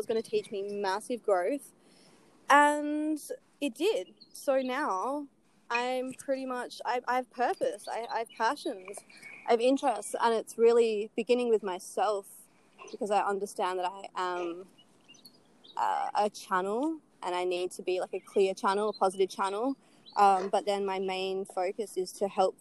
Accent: Perth, Western Australia, Australia; I'm from Perth

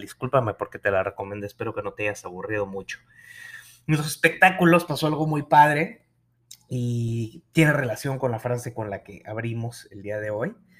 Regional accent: Nuevo León, Mexico; mi tierra, Nuevo León

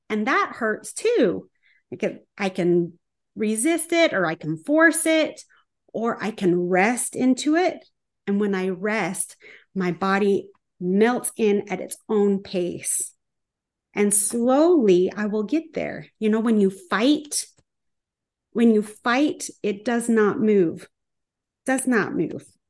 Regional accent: small town Utah, United States; moved away; I'm staying at this Airbnb in my hometown

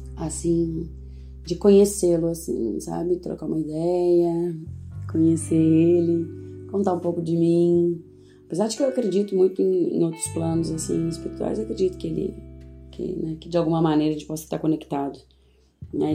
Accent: Lagoa Santa, Minas Gerais, Brazil; also born or lived in Belo Horizonte; Passei minha infância e adolescência em Lagoa Santa

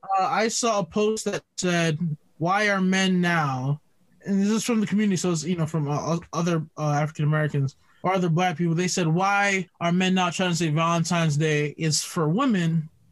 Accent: Jamaica; I'm Jamaican.

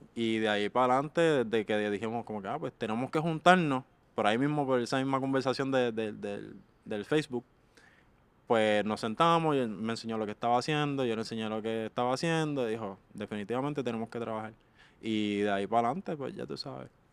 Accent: Carolina, Puerto Rico; de Carolina, Puerto Rico

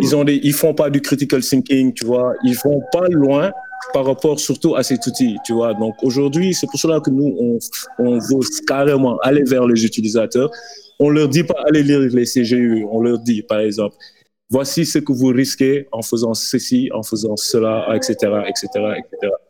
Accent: Dakar, Senegal; chez nous, à Dakar et en, Afrique

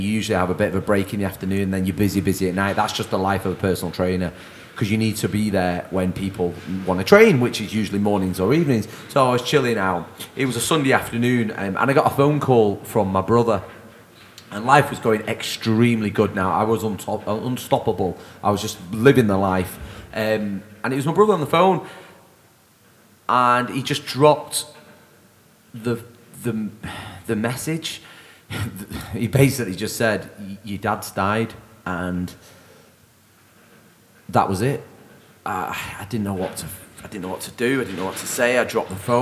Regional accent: Manchester, North West England, United Kingdom; moved away as an adult; also born or lived in London; I was back in Manchester

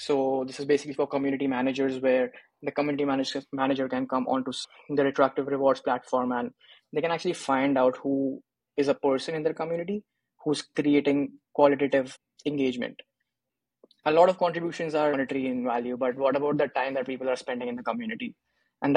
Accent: India; I'm from India, did my engineering from India as well.

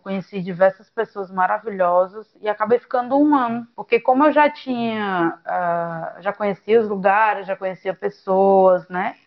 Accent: Camocim, Ceará, Brazil; moved away as an adult; also born or lived in Sobral / Rio de Janeiro / Redenção; now in Fortaleza, Brazil; sou de Camocim, tenho 32 anos

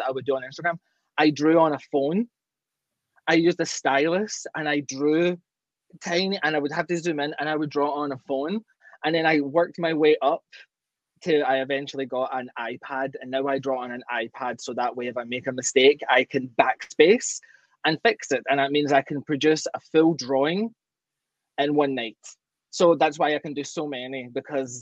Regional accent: Glasgow, Scotland, United Kingdom; now in Ontario, Canada; I'm originally from Glasgow, Scotland, but I'm got dual citizenship now and I'm Canadian

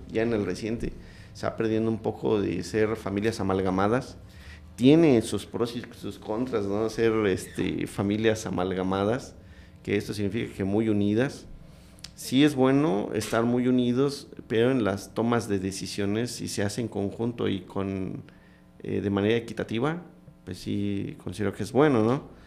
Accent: Comitán, Chiapas, Mexico; es donde vamos creciendo también en Comitán

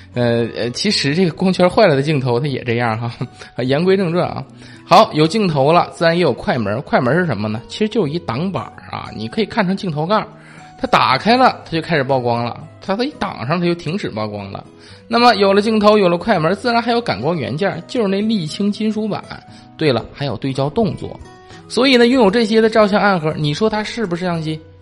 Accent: China; 看是我们中国人先发现的啊

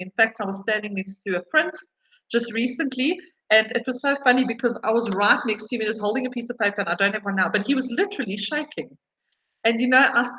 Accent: South Africa; So as a South African woman

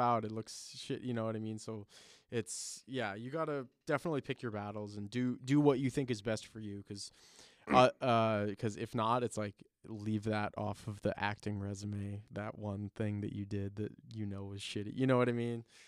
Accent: Chicago, Illinois, United States; moved away; I was born in Chicago, so and I have family out there, so it'll always be Sears Tower to me.

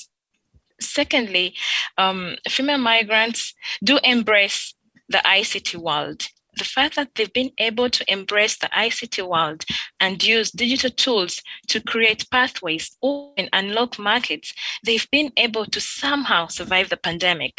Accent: Uganda; moved away as an adult; also born or lived in Turkey; now in France; my country, I come from Uganda

